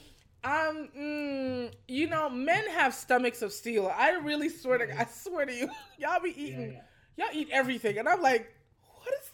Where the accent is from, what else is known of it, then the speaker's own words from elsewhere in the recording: New York City, New York, United States; when you from New York, you know, when you from Brooklyn